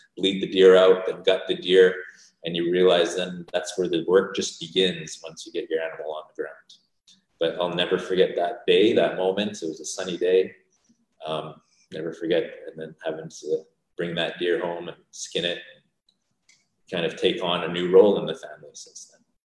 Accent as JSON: {"language": "English", "area": "Calgary and St. Albert", "region": "Alberta", "country": "Canada", "tie": "born or raised there", "also_born_or_lived": "Vancouver, British Columbia", "said": "we grew up in Calgary and in St. Albert"}